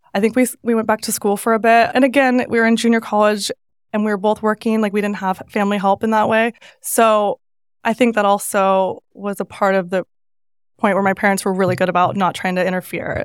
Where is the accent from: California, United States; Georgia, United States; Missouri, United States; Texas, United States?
California, United States; Northern; moved away; growing up in Northern California